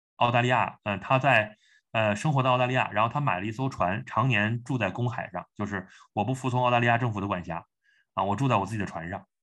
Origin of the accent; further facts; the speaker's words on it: China; 我们中国人嘛，我们，我们讲汉语 我们有一个中国的胃，然后我们你浸泡在中国文化中